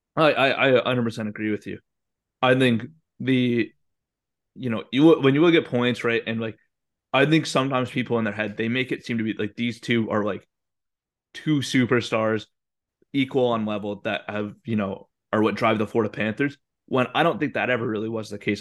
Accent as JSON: {"language": "English", "town": "Calgary", "region": "Alberta", "country": "Canada", "moved": "yes", "said": "I'm from Calgary"}